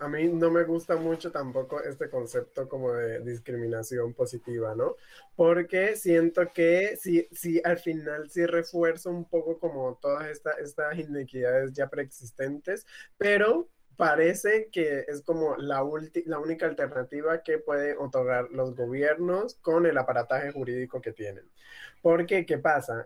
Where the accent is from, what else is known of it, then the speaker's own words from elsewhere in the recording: Tumaco, Nariño, Colombia; now in Cali, Colombia; Yo, por ejemplo, vengo de Tumaco, yo soy migrante y estoy viviendo ahorita acá en la ciudad de Cali.